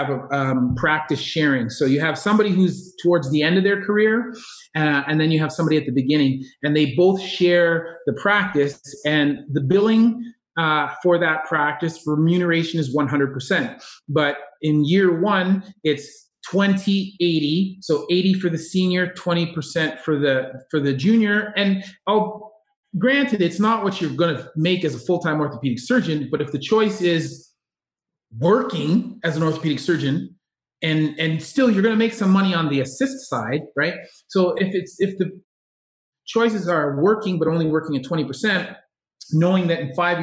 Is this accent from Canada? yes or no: yes; Kitchener, Ontario, Canada; moved away as an adult; also born or lived in Cambridge, Ontario; we're from Kitchener-Waterloo area, Cambridge, and our families are still there